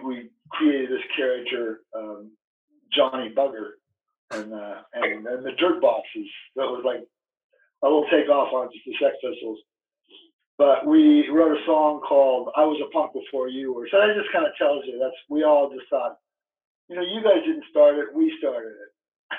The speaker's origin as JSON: {"language": "English", "region": "Arizona", "country": "United States", "tie": "born or raised there", "said": "growing up in Arizona"}